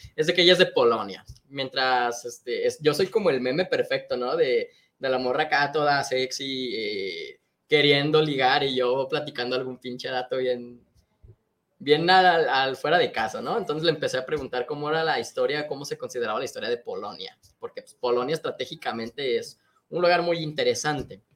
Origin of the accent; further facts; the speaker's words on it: Mexico; nosotros como mexicanos